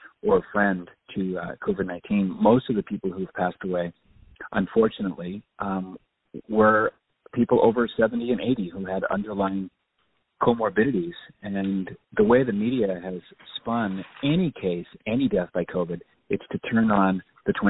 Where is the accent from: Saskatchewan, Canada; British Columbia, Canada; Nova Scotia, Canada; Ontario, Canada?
Nova Scotia, Canada; moved away; also born or lived in Ottawa / Toronto / Montreal / San Diego; I'm a Canadian by birth. I was born and raised in Nova Scotia.